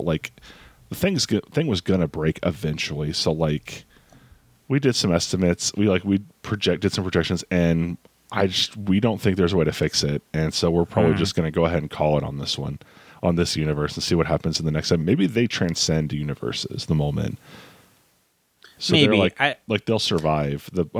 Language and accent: English; New York, United States; man, I'm from New York.